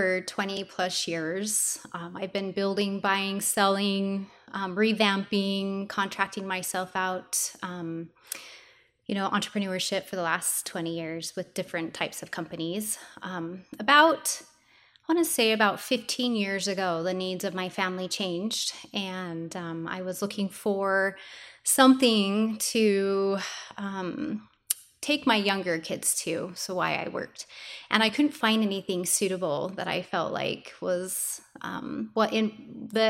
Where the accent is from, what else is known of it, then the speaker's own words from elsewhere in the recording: Morgan, Utah, United States; moved away as an adult; now in Pleasant View, United States; I'm from Morgan, and I had three separate preschools up there